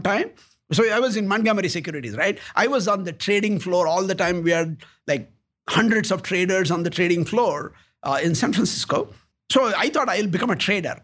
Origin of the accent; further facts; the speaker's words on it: South India, India; moved away as an adult; also born or lived in United States; now in Columbus, United States; I was born in India